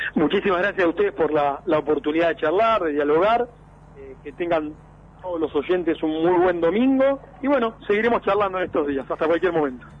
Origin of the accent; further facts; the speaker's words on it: Mar del Plata, Buenos Aires Province, Argentina; yo nací en Mar del Plata, viví toda mi vida en Mar del Plata